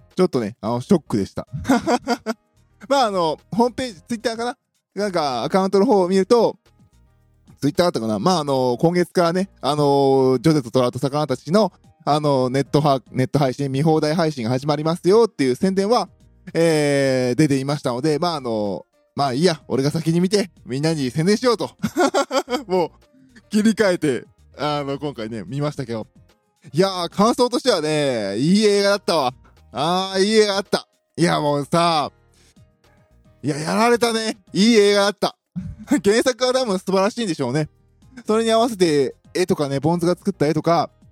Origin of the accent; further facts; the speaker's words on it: Kansai, Japan